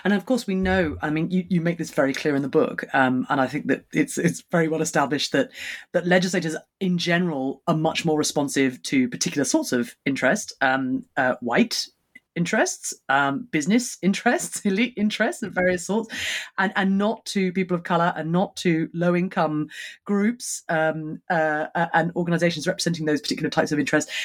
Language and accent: English; United Kingdom; as a Brit